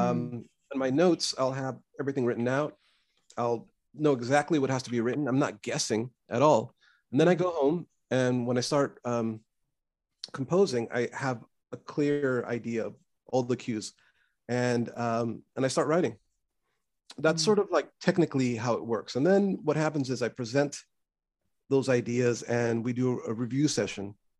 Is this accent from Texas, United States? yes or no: no; Los Angeles, California, United States; growing up in East LA, and my parents were immigrants